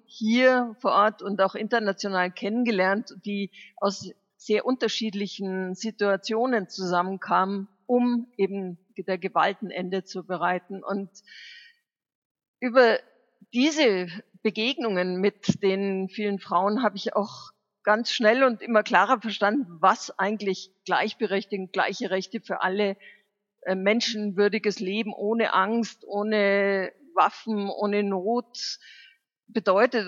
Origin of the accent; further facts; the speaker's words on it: Germany; Bei uns in Deutschland